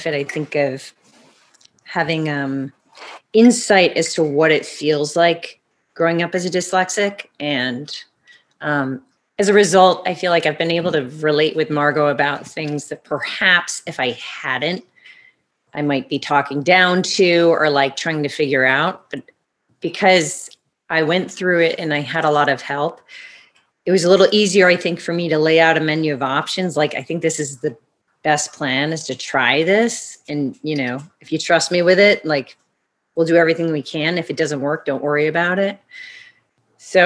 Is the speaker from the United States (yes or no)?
yes; Connecticut, United States; growing up in Connecticut